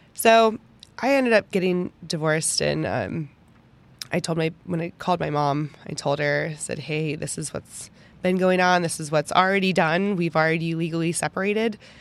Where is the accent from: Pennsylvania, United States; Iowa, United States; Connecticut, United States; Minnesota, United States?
Pennsylvania, United States; Pittsburgh; moved away as an adult; also born or lived in Kansas; now in Texas, United States; I had never left Pittsburgh before. And I have not changed so much in my entire life since I moved from Pittsburgh